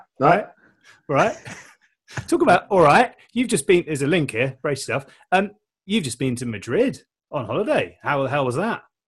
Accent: United Kingdom; I'm British

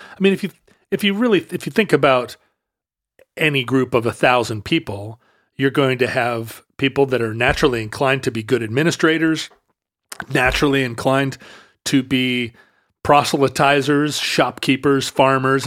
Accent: Alaska, United States; moved away; also born or lived in Seattle; I grew up in Alaska

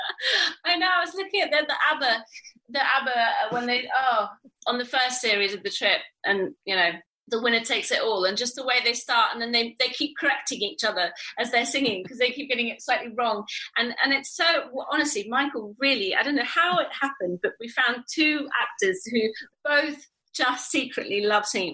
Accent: Italy; moved away; also born or lived in England; I was born in Italy and I grew up there

